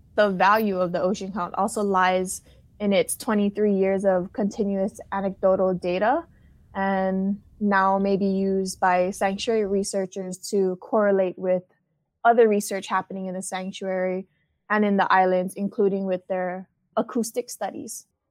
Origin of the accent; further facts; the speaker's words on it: Hawaii, United States; I'm a local girl born and raised in Hawaii